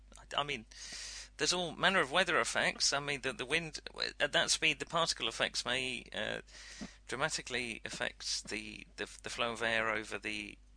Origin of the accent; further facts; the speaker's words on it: East of England, United Kingdom; I'm from Hertfordshire. We don't go for that sort of thing.